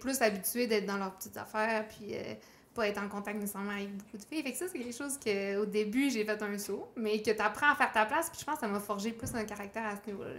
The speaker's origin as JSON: {"language": "French", "town": "Chicoutimi", "region": "Quebec", "country": "Canada", "tie": "born or raised there", "said": "je suis originaire du Saguenay. OK. De Chicoutimi."}